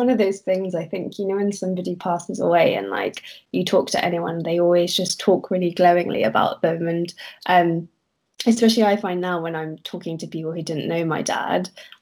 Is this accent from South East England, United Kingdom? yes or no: no; London, United Kingdom; I am born and raised in London